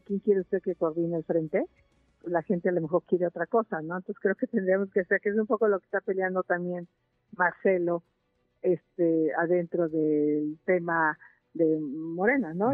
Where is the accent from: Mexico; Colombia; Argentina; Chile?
Mexico; países similares a nosotros